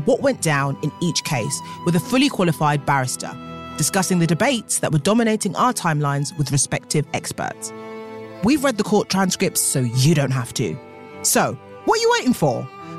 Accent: United Kingdom

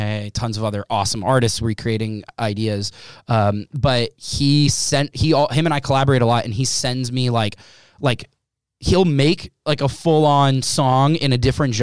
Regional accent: Los Angeles, California, United States; being a kid of divorced parents and growing up in Los Angeles

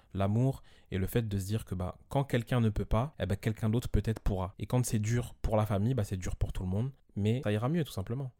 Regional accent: Évry, Île-de-France, France; j'ai grandi à Evry dans un quartier qui s'appelle Les Épinettes et ensuite j'ai déménagé

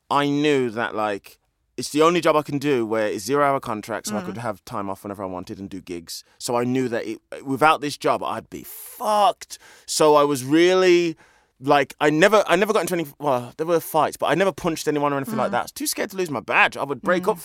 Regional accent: the Black Country, West Midlands, United Kingdom; I'm actually not from Birmingham. But I say Birmingham because it's less awkward for people, because I'm from the black country

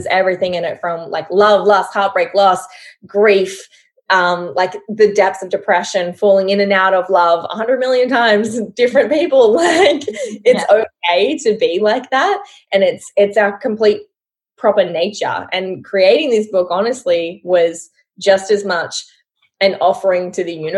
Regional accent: Australia; I'm Australian

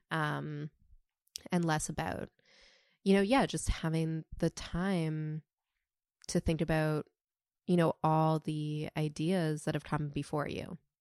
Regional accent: Toronto, Ontario, Canada; now in New York City, United States; I currently live in New York City, but I'm from Toronto.

